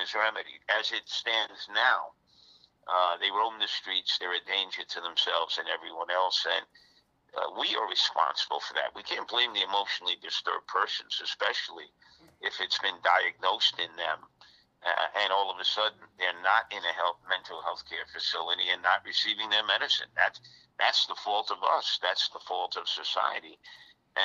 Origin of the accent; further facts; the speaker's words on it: New York City, New York, United States; As a New Yorker